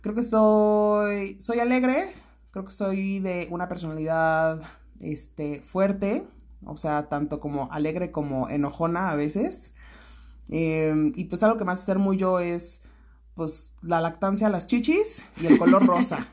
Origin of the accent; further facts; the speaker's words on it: Toluca, State of Mexico, Mexico; yo también crecí aquí en Toluca, o sea, parte de mi infancia